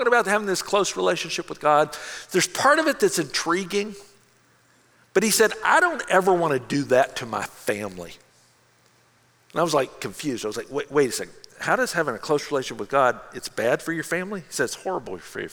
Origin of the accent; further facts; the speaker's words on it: Memphis, Tennessee, United States; my hometown in Memphis